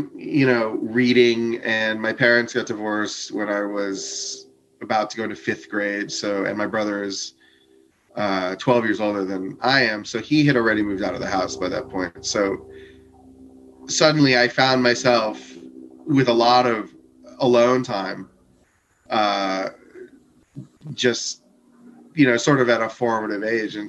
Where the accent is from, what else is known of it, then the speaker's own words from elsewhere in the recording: Coral Springs, Florida, United States; I grew up in Fort Lauderdale, Florida.